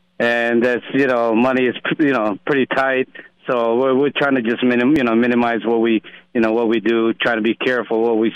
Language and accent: English; Illinois, United States; moved away as an adult; now in Las Vegas, United States; I'm from Illinois originally, just moved here about 3.5 years ago